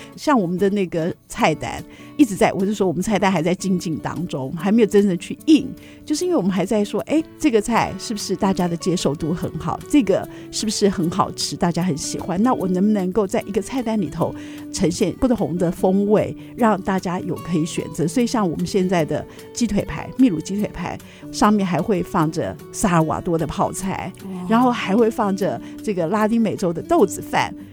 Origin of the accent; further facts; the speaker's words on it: Taiwan; 就像我们台湾人，不是每个人都会讲“智吃是日”啊